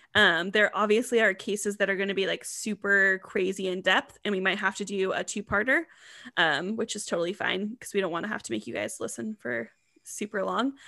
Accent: Washington, United States; we are from Washington State

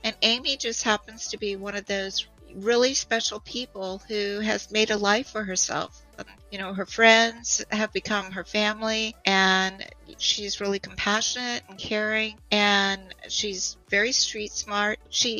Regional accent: Montana, United States; also born or lived in Florida; And I'm originally from the Big Sky Country. So I'm originally from Montana.

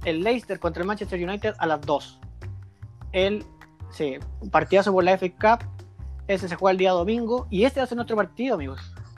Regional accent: Chile; somos chilenos

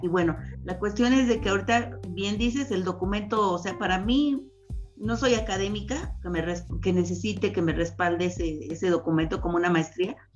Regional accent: Mexico; como mexicanos

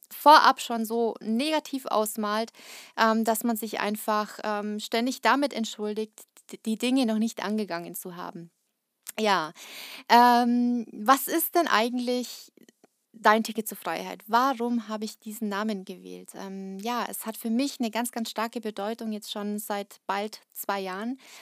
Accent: Kazakhstan; now in Germany; ich bin nicht in Deutschland geboren, ich ähm, bin in Kasachstan geboren

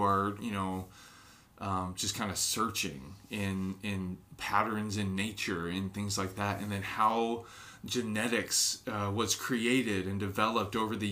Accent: Alaska, United States; I'm from Alaska

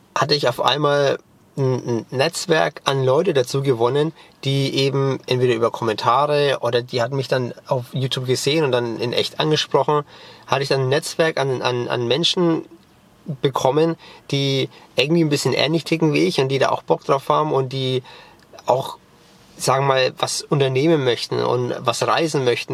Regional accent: Germany; first language German and English; ich bin bilingual aufgewachsen. Mein Vater ist Amerikaner, meine Mutter ist Deutsche und ich bin als Kind zweisprachig aufgewachsen

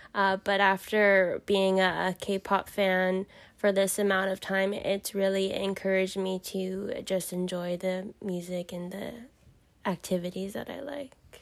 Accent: Southern California, United States; I'm from Southern California. I grew up in the valley

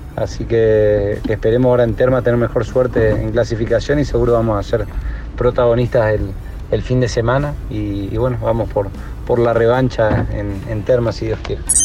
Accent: Oberá, Misiones, Argentina; con Rafa nos conocemos desde, desde chiquitos. Fuimos, fuimos al colegio juntos, toda la secundaria juntos, corrimos juntos siempre en karting, en fórmula. Eh, bueno, somos los dos de Oberá

